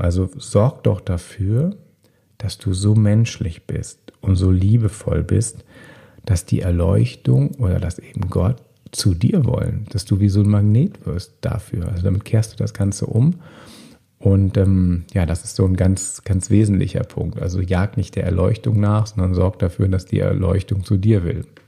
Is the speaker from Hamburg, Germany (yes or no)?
no; Bonn, North Rhine-Westphalia, Germany; In meiner Heimatstadt Bonn